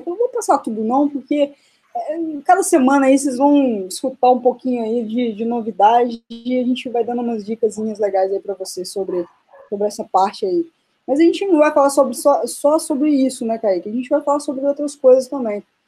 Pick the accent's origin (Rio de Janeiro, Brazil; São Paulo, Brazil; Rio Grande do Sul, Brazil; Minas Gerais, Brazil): Minas Gerais, Brazil; now in Limerick, Ireland; eu sou de Minas, né? sou mineirinha aí do, do queijo e da cachaça.